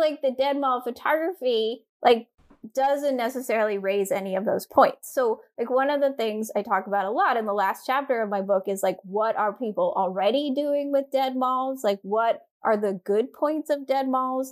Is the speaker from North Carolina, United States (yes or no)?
yes; Durham, North Carolina, United States; I grew up in Durham, North Carolina